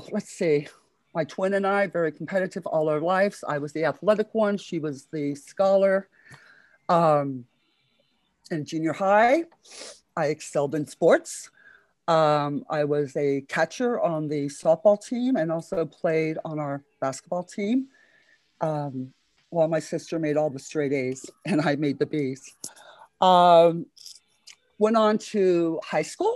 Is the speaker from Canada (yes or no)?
no; Miami, Florida, United States; now in San Francisco, United States; I grew up in Miami, Florida, born and raised there